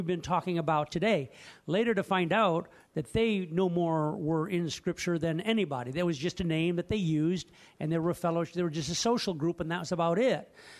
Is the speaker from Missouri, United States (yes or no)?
no; Tennessee, United States; moved away; Back in 1980, when I came up from Tennessee to Minneapolis, I was attracted to a group called Koinonians.